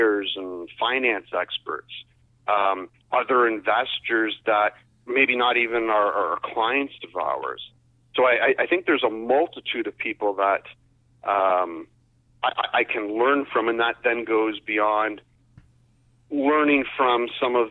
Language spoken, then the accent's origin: English; Windsor, Ontario, Canada; I grew up in Essex County, the Windsor area.